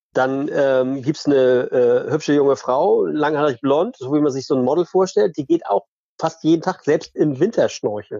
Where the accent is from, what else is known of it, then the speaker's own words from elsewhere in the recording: Flensburg, Schleswig-Holstein, Germany; now in Eckernförde, Germany; ich bin groß geworden in Ostseebad in Flensburg